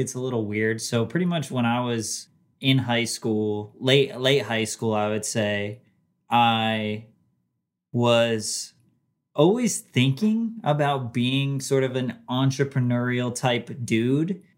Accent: New Jersey, United States; So it wasn't just in Jersey, but I was, I grew up there

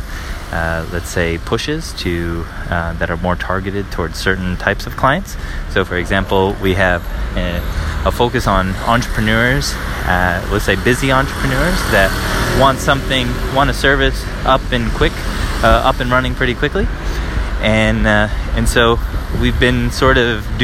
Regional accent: United States; moved away as an adult; now in Paris, France

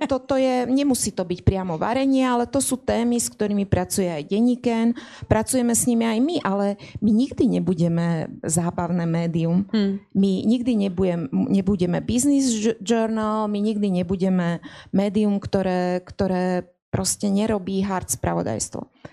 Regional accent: Lučenec, Banská Bystrica Region, Slovakia; moved away as an adult; also born or lived in Bratislava; som pochádzala z Lučenca, chodila som domov každý mesiac

